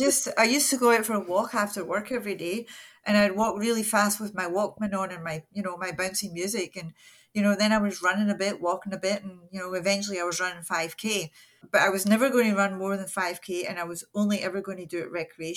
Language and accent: English; Scotland, United Kingdom; now in Canada; I live in Nova Scotia. I'm 66 years old. I'm happily retired. I retired right at the beginning of the pandemic, unfortunately. That put all my plans aside. I moved to Canada from Scotland